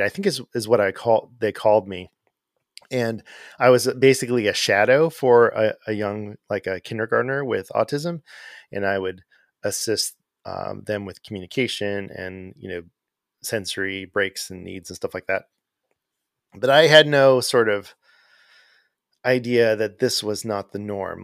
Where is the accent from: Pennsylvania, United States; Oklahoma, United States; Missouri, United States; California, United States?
California, United States; Arcadia; moved away as an adult; also born or lived in Pasadena, California / Sierra Madre, California / Azusa, California; now in Atlanta, United States; I grew up in Southern California in a town called Arcadia. That's where I grew up.